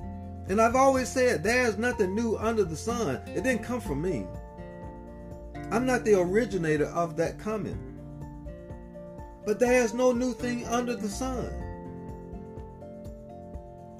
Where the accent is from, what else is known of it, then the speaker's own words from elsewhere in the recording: Southern United States, United States; moved away; So 27 years later, I made the decision to return back to my hometown